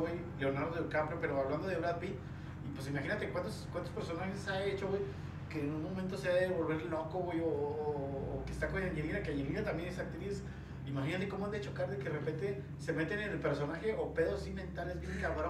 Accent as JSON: {"language": "Spanish", "country": "Mexico", "said": "nosotros los mexicanos"}